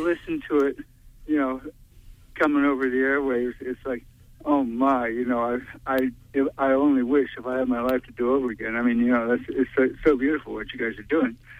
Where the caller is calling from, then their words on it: New York City, New York, United States; I'm calling from Brooklyn.